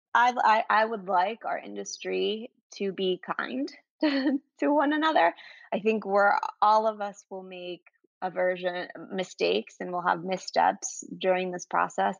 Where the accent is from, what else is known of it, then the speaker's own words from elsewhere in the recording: Venezuela; moved away; I'm originally from South America, um, Venezuela